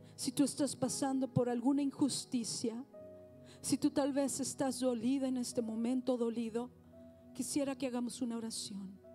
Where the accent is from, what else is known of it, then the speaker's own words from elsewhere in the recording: Mexico; now in United States; soy mexicana